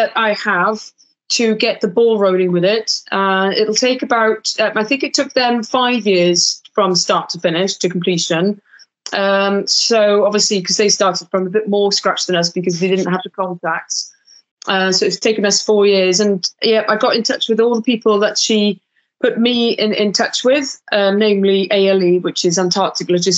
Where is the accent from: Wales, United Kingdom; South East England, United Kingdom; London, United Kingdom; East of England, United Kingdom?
Wales, United Kingdom; South; we're both from Wales, we've never met before. And both from South Wales as well.